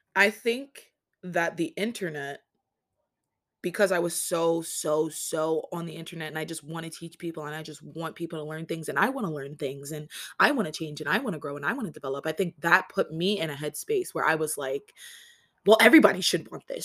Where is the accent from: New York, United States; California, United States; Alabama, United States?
New York, United States; New York City; I was born in Rikers Island.